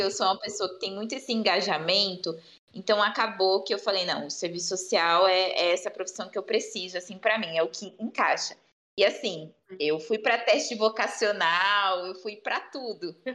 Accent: Bauru, São Paulo, Brazil; eu sou de Bauru

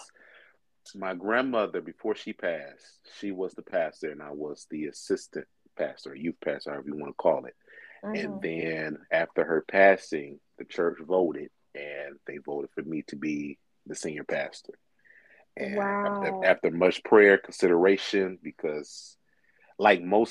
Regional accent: Inkster, Michigan, United States; I was born and raised in Inkster, Michigan

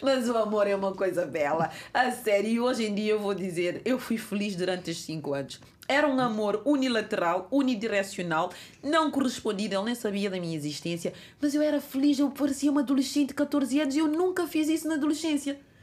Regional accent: Cape Verde; now in Portugal; Cabo Verde, a minha terra natal

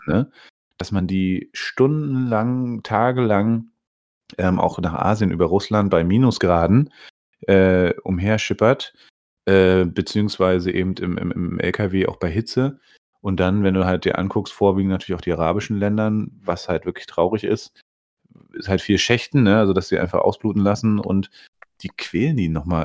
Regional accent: Bernau bei Berlin, Brandenburg, Germany; Ich, der hier in Bernau aufgewachsen bin

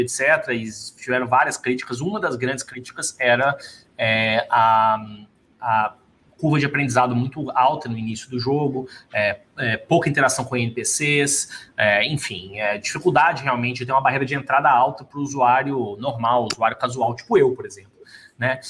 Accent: Brazil; moved away; somos empreendedores e somos brasileiros

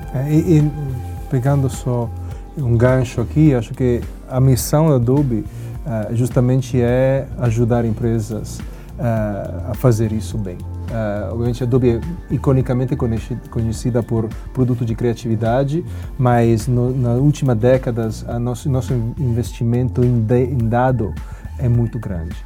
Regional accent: Italy; Portuguese is a second language; now in Brazil; o lugar onde eu nasci, que é a Itália

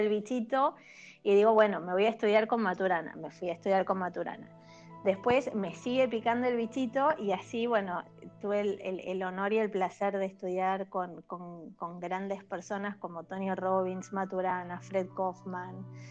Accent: Buenos Aires, Argentina; yo soy de Buenos Aires

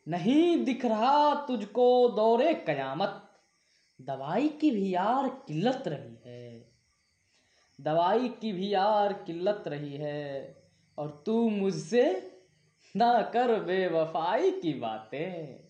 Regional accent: Saharsa, Bihar, India; मैं बिहार राज्य के सहरसा जिला का रहने वाला हूँ

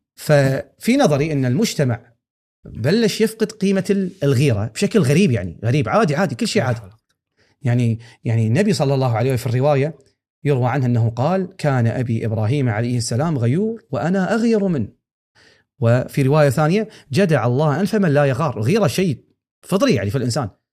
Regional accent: Kuwait; هني عندنا

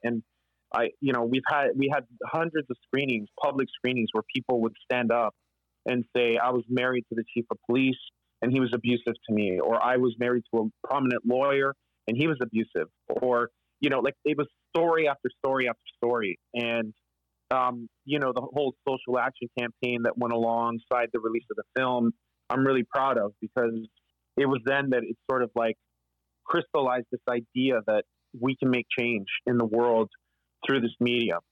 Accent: Canada; We're collectively all a part of this history as Canadians

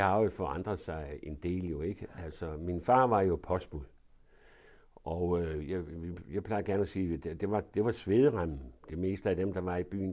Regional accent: Denmark; der blev jeg så født. Og det var i, ude på, i Svandomsgade

